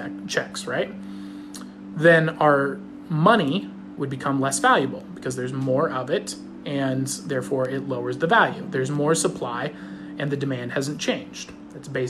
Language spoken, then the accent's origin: English; Fullerton, California, United States; I grew up in Fullerton